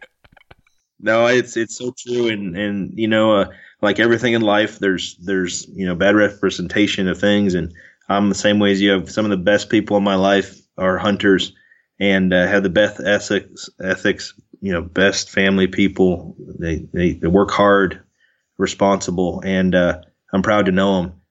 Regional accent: Keokuk, Iowa, United States; my brothers and I were born and raised in Keokuk, Iowa

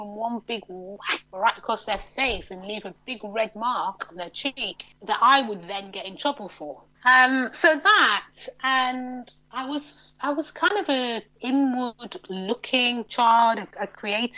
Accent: York, Yorkshire and the Humber, United Kingdom; I grew up in York, not New York, but the original York

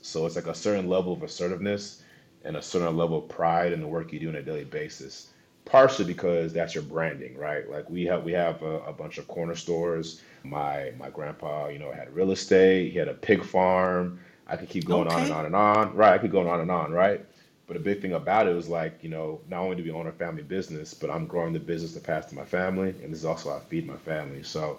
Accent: Seattle, Washington, United States; also born or lived in Dallas, Texas / Los Angeles / Chicago / Wisconsin; I was born in Dallas, Texas. Moved around a lot. I mean, I could sit here for 5 minutes listing off every school I went to in every city. places like LA, Chicago, Wisconsin. But I did go to high school in Seattle, Washington.

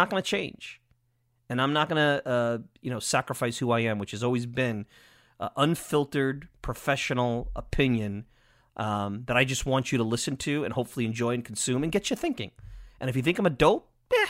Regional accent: Long Island, New York, United States; I'm biased from Long Island

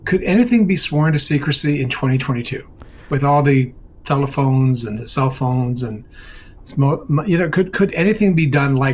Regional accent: Dublin, Leinster, Ireland; Yeah, I'm from Dublin.

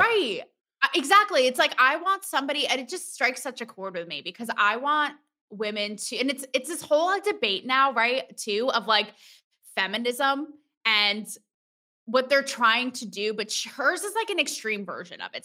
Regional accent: Connecticut, United States; I'm from Connecticut

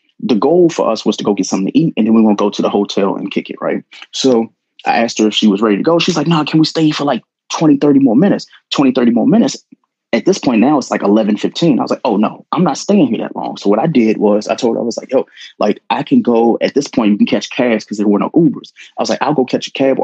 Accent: Prince George's County, D.C. area, Maryland, United States; I went to a school in PG County

